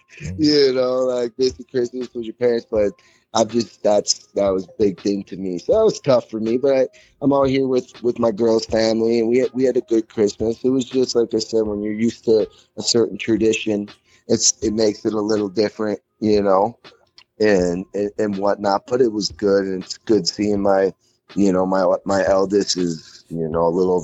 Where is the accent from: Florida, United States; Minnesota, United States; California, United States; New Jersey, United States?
Minnesota, United States; now in Colorado, United States; I'm from Minnesota. I live in Colorado now.